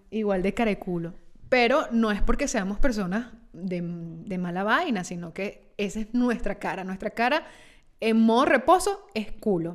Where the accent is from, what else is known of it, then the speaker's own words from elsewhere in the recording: Petare, Miranda, Venezuela; now in Italy; soy de Petare